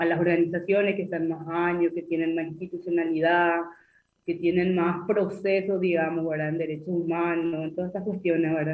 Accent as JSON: {"language": "Spanish", "country": "Paraguay", "said": "tenemos mucho esta cultura del miedo y del silencio acá en Paraguay"}